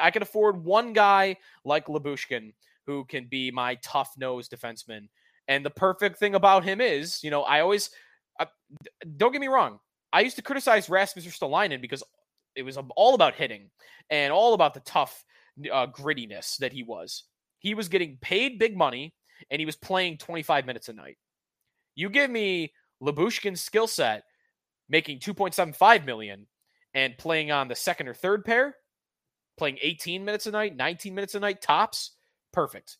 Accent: Buffalo, New York, United States; I'm also from Buffalo

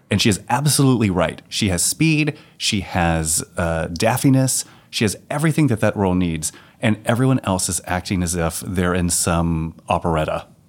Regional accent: Texas, United States; a simple heterosexual from Texas

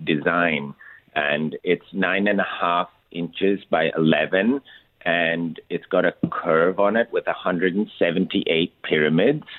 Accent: India; moved away; I grew up in India

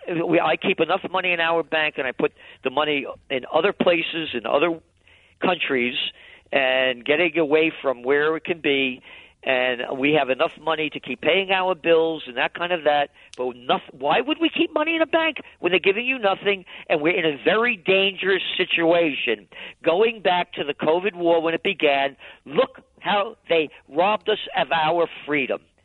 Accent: United States; I'm an American

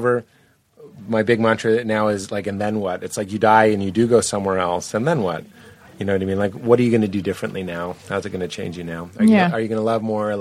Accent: Boston, Massachusetts, United States; I'm male, and I'm from Boston

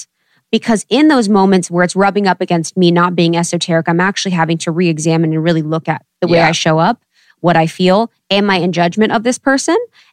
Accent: Ohio, United States; also born or lived in Chicago / New York; now in Los Angeles, United States; growing up in Ohio

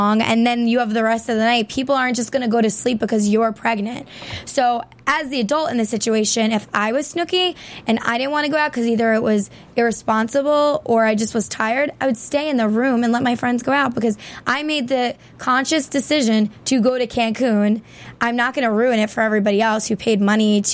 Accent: Long Island, New York, United States; I'm from Long Island and we're separated from New York technically

